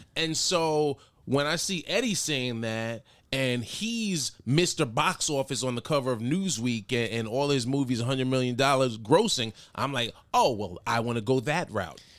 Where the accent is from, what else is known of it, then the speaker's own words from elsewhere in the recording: New York City, New York, United States; also born or lived in Mount Vernon, New York; Grew up in, uh, the Bronx, born in the Bronx, raised Mount Vernon, New York